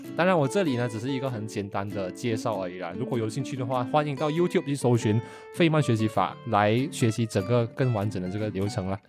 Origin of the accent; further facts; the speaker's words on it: Malaysia; moved away as an adult; 对于我们马来西亚人说呢，基本上这个是我们的母语水平嘛